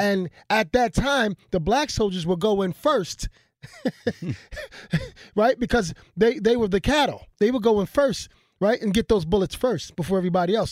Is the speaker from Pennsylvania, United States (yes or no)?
yes; Philadelphia, Pennsylvania, United States; I come from Philadelphia